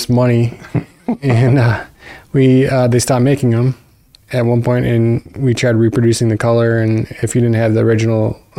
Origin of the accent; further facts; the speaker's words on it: Fond du Lac, Wisconsin, United States; So I grew up in Fond du Lac, and we were a fishing family.